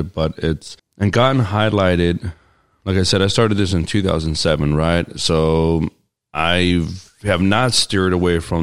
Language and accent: English; Cambria, California, United States; I grew up in Cambria since I was 8 years old.